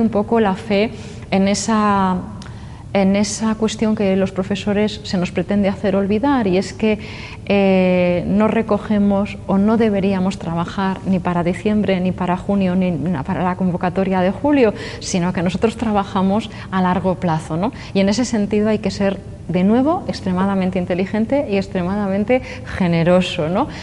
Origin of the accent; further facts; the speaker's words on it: Valladolid, Castile and León, Spain; also born or lived in Burgos / Albacete; now in Alicante, Spain; yo nací en Valladolid, he vivido en Burgos, eh, en fin, la, meseta y después a la otra meseta, Albacete